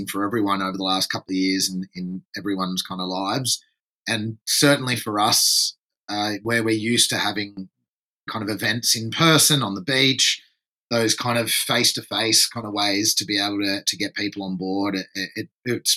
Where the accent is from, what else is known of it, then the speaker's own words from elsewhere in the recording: France; also born or lived in Torquay, Victoria, Australia; now in Byron Bay, Australia; I was actually born and grew up in France